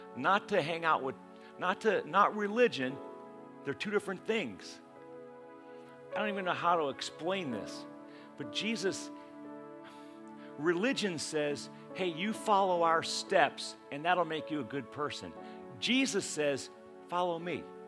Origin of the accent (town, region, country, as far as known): United States